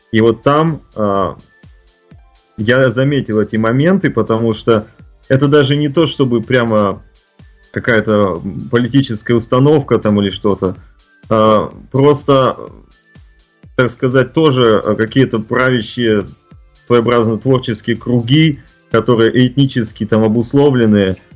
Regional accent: Russia; born there; moved away; как человек, который приехал из России, который нес вот это зерно, э, и то, что я э, горд тем, что я родился в России

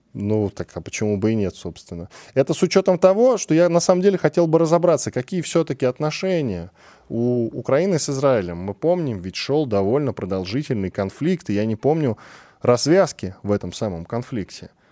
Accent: Shadrinsk, Kurgan Oblast, Russia; я родился в Шадринске

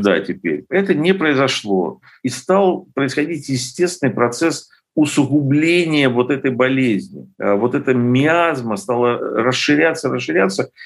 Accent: Lviv, Lviv Oblast, Ukraine; я вот родился во Львове

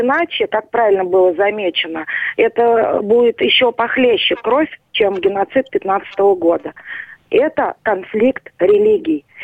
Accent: Moscow, Russia; я армянка московского разлива, то есть я родилась в Москве и всю жизнь живу здесь. А, родители мои бакинские армяне, и карабахские тоже есть

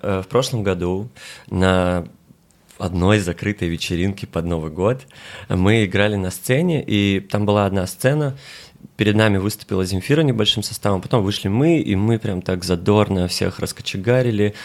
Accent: Kalmykia, Russia; Я из Калмыкии

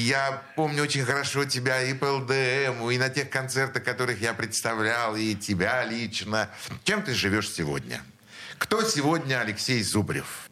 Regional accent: Saint Petersburg, Russia; мы все из Снегиревки

